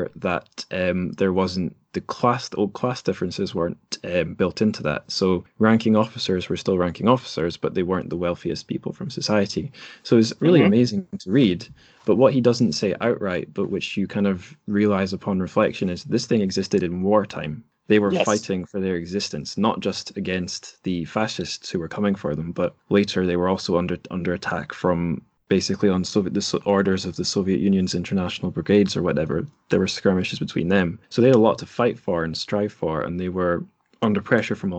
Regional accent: Dundee, Scotland, United Kingdom; All my pals here in my hometown of Dundee

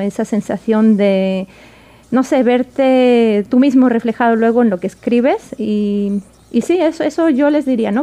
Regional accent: Spain; moved away as an adult; now in Washington, United States; yo nací en España, me crié en España

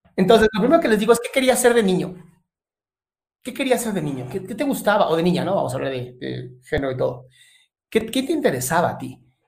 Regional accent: Mexico; soy mexicano también, no parezco, pero soy mexicano

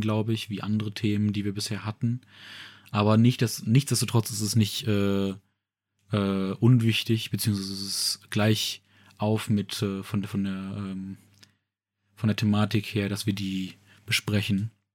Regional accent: Saxony-Anhalt, Germany; moved away; also born or lived in Ruhr area, North Rhine-Westphalia; meiner Heimat in Sachsen-Anhalt

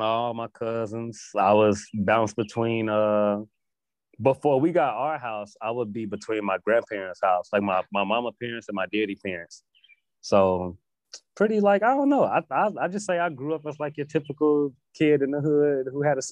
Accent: Gary, Indiana, United States; also born or lived in California; I was born in California, raised in Gary.

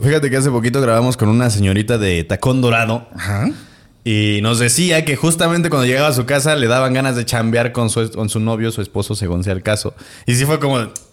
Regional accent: Celaya, Guanajuato, Mexico; yo soy de Celaya

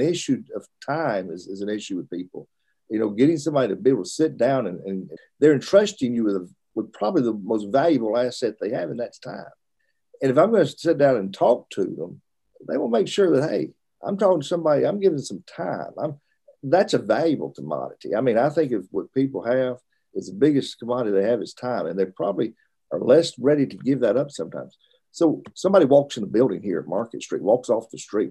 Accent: Russellville, Alabama, United States; also born or lived in Birmingham, Alabama / Richmond, Virginia / Florence, Alabama; Moved back to Alabama when I was in school age. Uh, lived in Russellville, uh, Alabama, which is my father preached there for a number of years while I was through high school

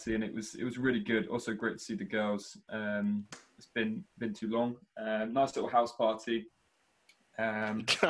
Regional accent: Shropshire, West Midlands, United Kingdom; I'm from Shropshire

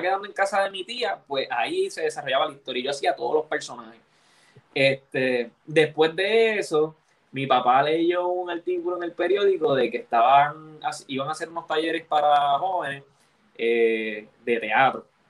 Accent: Levittown, Puerto Rico; also born or lived in Santurce / Río Piedras / Bayamón; yo soy de Levittown

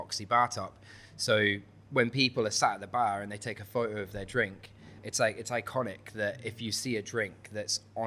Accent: Hull, Yorkshire and the Humber, United Kingdom; moved away; I'm from Hull, I'm from East Yorkshire

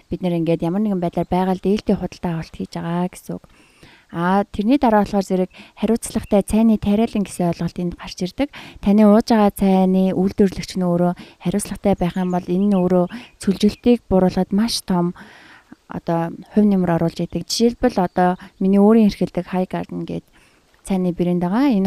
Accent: Mongolia; манай монгол хүн

